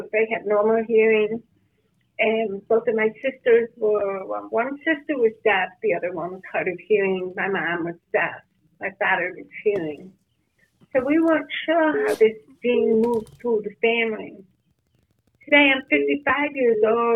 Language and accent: English; Rochester, New York, United States; I'm from Rochester, New York.